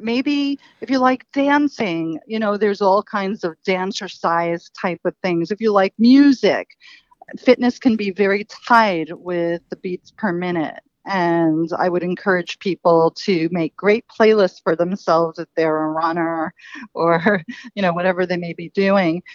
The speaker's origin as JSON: {"language": "English", "town": "New York City", "region": "New York", "country": "United States", "tie": "born or raised there", "said": "I grew up in Queens, New York, um, which is a borough in New York City."}